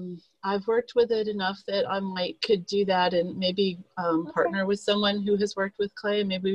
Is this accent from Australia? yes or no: no; Texas, United States